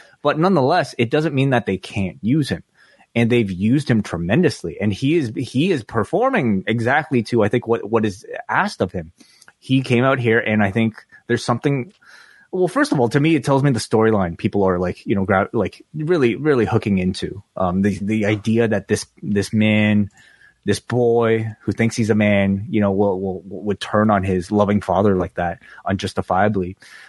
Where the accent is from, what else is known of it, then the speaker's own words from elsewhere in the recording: Hong Kong; born there; I was born in Hong Kong, actually, so I shouldn't feel great about any of these guys.